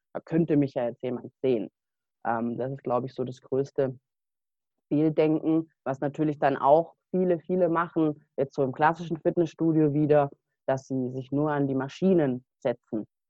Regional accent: Stuttgart area, Baden-Württemberg, Germany; bin ich eben auf die Sportschule gegangen bei uns im Stuttgarter Raum in Kornwestheim

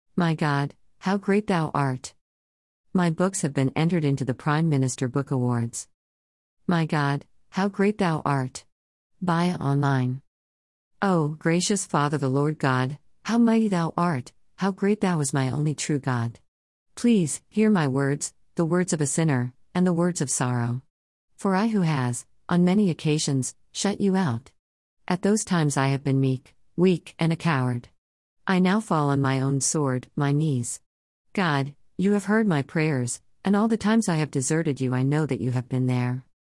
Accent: Melbourne, Victoria, Australia; I was born in Melbourne, Australia, 1954

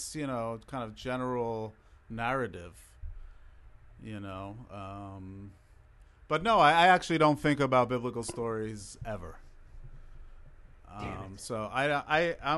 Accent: New York City, New York, United States; first language Hebrew; English is a second language; also born or lived in Israel; Queens, grew up in Queens.

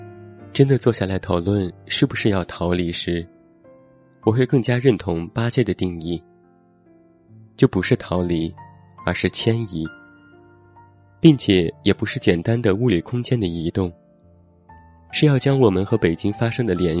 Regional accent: Xi'an, Shaanxi, China; also born or lived in Hangzhou; now in Beijing, China; 我从小在西安长大，大学在杭州待了四年，之后短暂出国，现在又回到了北京。

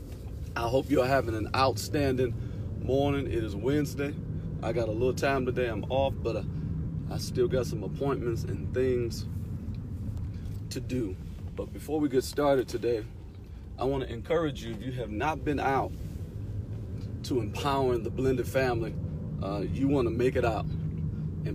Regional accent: Detroit, Michigan, United States; I'm from Detroit

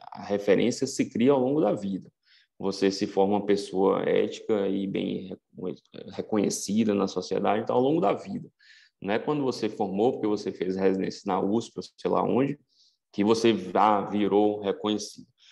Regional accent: Vitória da Conquista, Bahia, Brazil; moved away as an adult; also born or lived in São Paulo; eu sou de Conquista

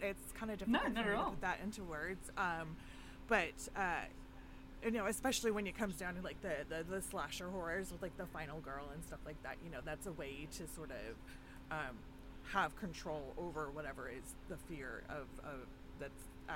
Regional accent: Canada; I am a Canadian horror lover

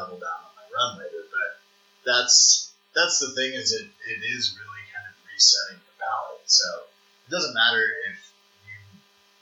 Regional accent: St. Louis, Missouri, United States; moved away as an adult; now in Lincoln, United States; growing up in St. Louis

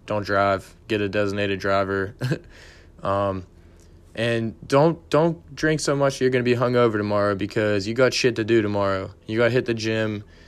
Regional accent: Pittsburgh, Pennsylvania, United States; I'm from Pittsburgh

